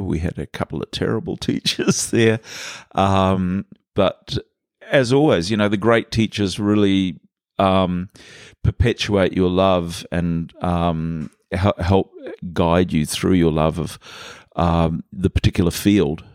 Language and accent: English; Vancouver, British Columbia, Canada; now in Muriwai, New Zealand; since I was a little kid growing up in Canada